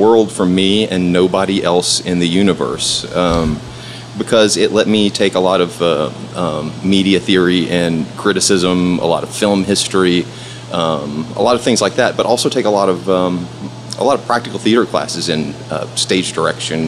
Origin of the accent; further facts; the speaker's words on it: Erin, Tennessee, United States; moved away as an adult; also born or lived in Detroit, Michigan; now in Memphis, United States; we moved to Middle Tennessee. That was where I was raised, a little town called Erin